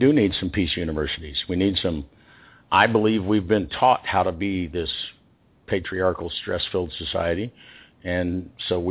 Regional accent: Texas, United States; now in Central America; I'm from Texas.

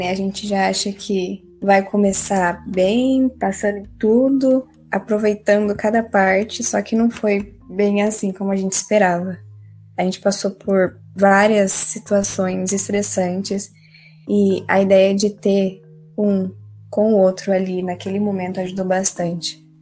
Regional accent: Caraguatatuba, São Paulo, Brazil; sou de Caraguatatuba, São Paulo.

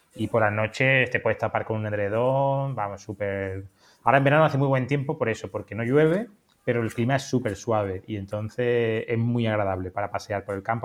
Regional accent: Andalusia, Spain; yo soy andaluz

